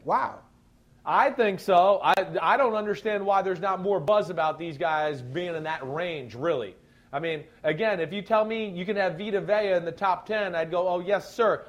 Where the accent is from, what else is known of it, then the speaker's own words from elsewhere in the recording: New Jersey, United States; I'm from New Jersey